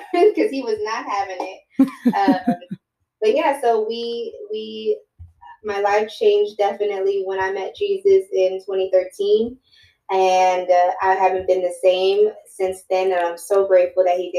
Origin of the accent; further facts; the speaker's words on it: Fort Washington, Maryland, United States; moved away as an adult; now in New York City, United States; I'm originally from Prince George's County in Fort Washington